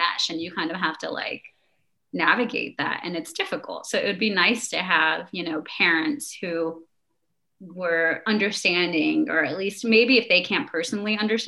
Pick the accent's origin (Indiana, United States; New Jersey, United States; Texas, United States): New Jersey, United States; I grew up in New Jersey, but I also grew up in a community of other Pakistani people